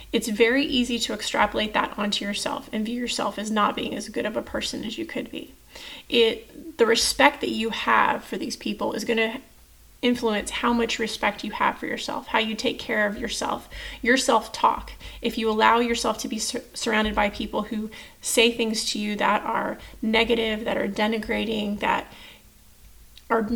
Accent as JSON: {"language": "English", "region": "Texas", "country": "United States", "moved": "as an adult", "said": "I'm from Texas"}